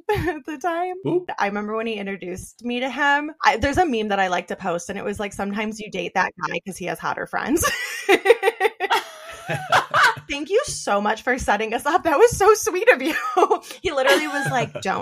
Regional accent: Western New York, United States; also born or lived in Buffalo, New York; I moved back to my hometown, small ass town, Western New York.

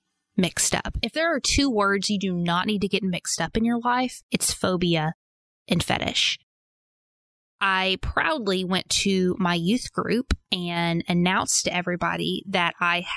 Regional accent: Arkansas, United States; Growing up in Arkansas, I was made fun of for being barefoot. I was made fun of for my accent

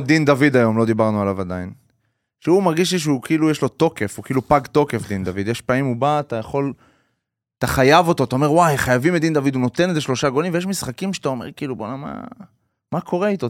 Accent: Haifa, Haifa District, Israel; בתור חיפאי

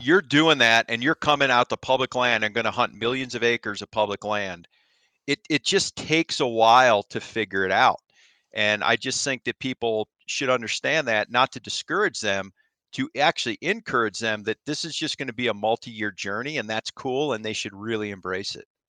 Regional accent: Ohio, United States; moved away as an adult; I grew up in Ohio like I said, self-taught archery hunter for whitetail

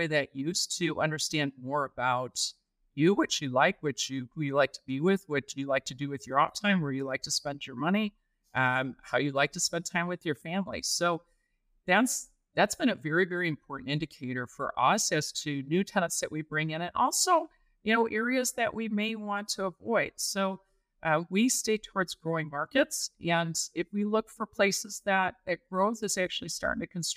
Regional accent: Michigan, United States; now in Texas, United States; I grew up in Michigan

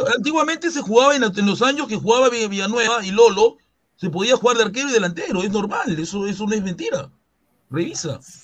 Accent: Collique, Lima, Peru; yo me crié en Coyique

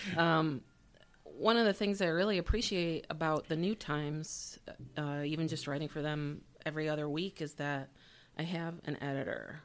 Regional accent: Syracuse, New York, United States; I grew up here in Syracuse on the, in the university area on Euclid Ave between Ackerman and Sumner.

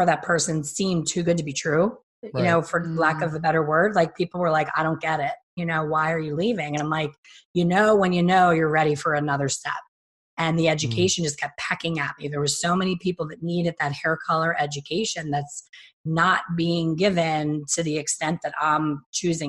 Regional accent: Philadelphia, Pennsylvania, United States; I'm from Philly, and I've had enough Philly winters

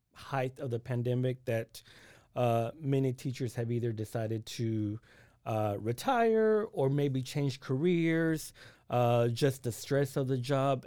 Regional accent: Waco, Texas, United States; I'm originally from Waco

